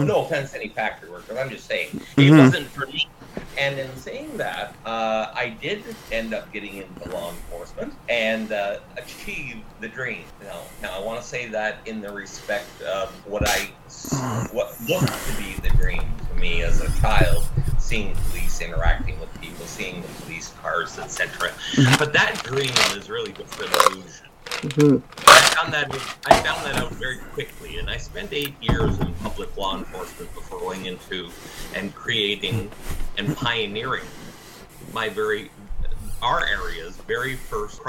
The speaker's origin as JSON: {"language": "English", "town": "Niagara Falls", "region": "Ontario", "country": "Canada", "said": "Well, I am Canadian, mm-hmm. and I am from Niagara Falls, Canada, and that's in Ontario, in the province of Ontario."}